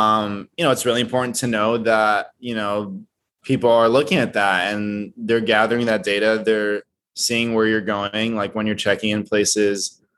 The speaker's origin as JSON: {"language": "English", "country": "Brazil", "said": "I'm originally from Brazil. So Straight Out of like Brazil or whatever it is."}